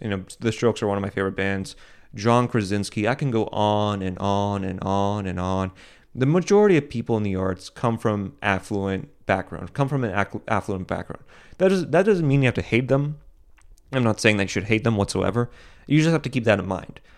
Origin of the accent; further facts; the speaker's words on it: United States; as an American